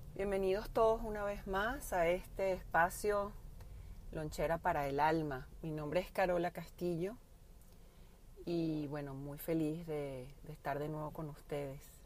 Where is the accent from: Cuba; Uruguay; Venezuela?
Venezuela; como venezolana